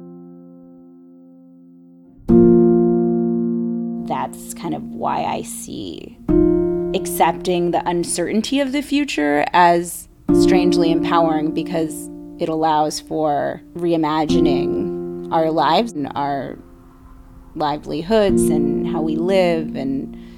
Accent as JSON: {"language": "English", "area": "Bay Area", "region": "California", "country": "United States", "tie": "born or raised there", "said": "growing up in the Bay Area"}